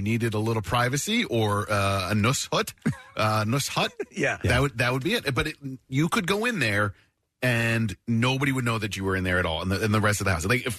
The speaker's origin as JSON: {"language": "English", "town": "Paoli", "region": "Pennsylvania", "country": "United States", "tie": "born or raised there", "said": "When my parents bought the house that I grew up in Paoli"}